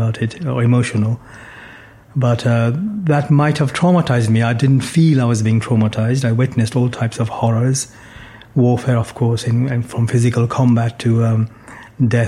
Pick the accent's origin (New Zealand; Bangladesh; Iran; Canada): Bangladesh; also born or lived in London; now in United Kingdom; I was born in Bangladesh in 1959 to a Muslim family. My father was a professor at a university, Dhaka University